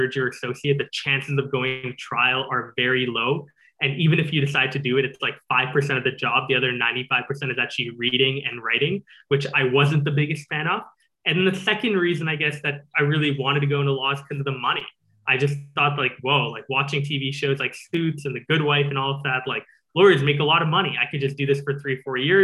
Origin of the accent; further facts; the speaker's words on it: Calgary, Alberta, Canada; first language English; also born or lived in Singapore / New York; I grew up in Singapore and Calgary. So those are the two places I mainly spent my childhood. From 0 to 8, I was in Singapore